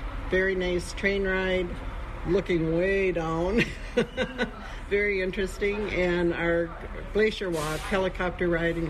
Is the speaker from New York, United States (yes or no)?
no; Marshfield, Wisconsin, United States; Marshfield, Wisconsin.